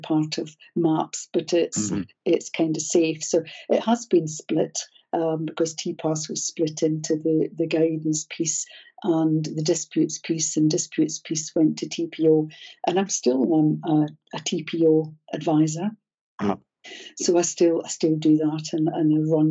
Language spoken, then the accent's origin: English; Scotland, United Kingdom; I'm Scottish